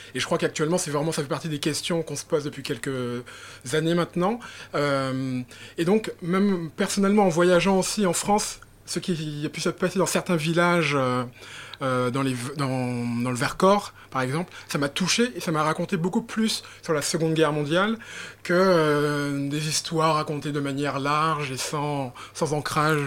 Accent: Guadeloupe; moi je suis guadeloupéen

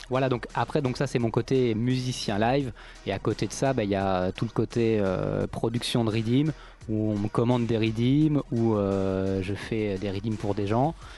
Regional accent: France; quand on est français

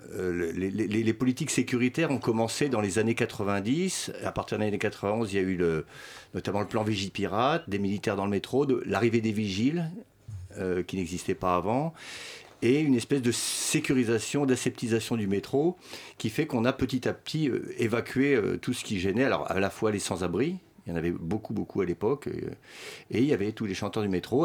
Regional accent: France; first language Swedish; French is a second language; also born or lived in Sweden / Berlin; le suédois est ma langue maternelle. Mais j'ai quand même, je suis né en Suède et euh, d'une mère suédoise. Euh, mais j'ai quand même fait toute ma scolarité en France

